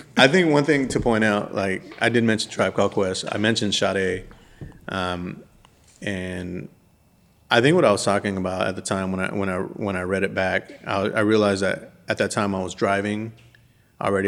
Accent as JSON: {"language": "English", "region": "West Coast", "country": "United States", "tie": "born or raised there", "moved": "yes", "lives_now": "Birmingham, United States", "said": "growing up in the West Coast"}